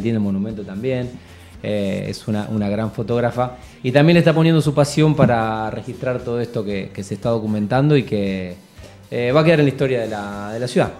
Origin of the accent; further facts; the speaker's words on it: Rosario, Santa Fe, Argentina; rosarino por adopción, Bueno, nací en esta ciudad